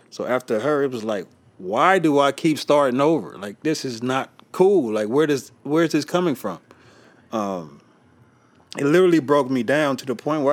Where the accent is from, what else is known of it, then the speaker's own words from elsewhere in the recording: Los Angeles, California, United States; I grew up in South Central